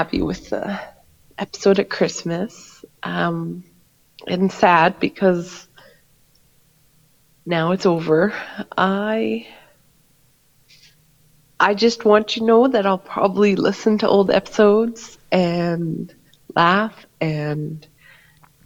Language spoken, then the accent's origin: English; Canada; as a Canadian